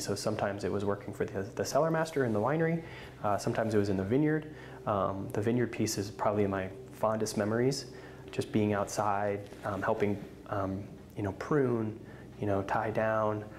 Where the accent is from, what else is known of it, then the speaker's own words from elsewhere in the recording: East Coast, Northeast, United States; moved away as an adult; also born or lived in Boston, Massachusetts; now in Oregon, United States; I grew up on the East Coast